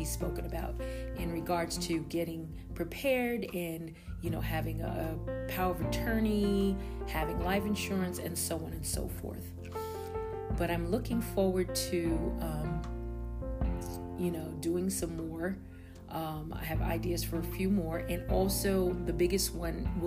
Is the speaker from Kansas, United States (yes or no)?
no; Long Island, New York, United States; also born or lived in Virginia; I am located in Long Island, New York, and I have been living here for mostly all my life. I did live out of state before in Virginia, but I ended up coming back to my hometown.